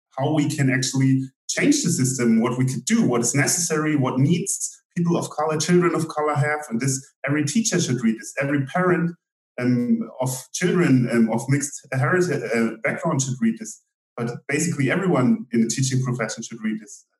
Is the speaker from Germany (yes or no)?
yes; Germany; we're Afro Germans